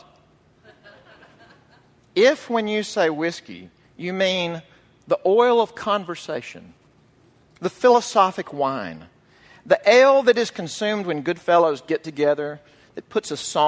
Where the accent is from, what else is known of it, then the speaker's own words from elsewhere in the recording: Mississippi, United States; my home state of Mississippi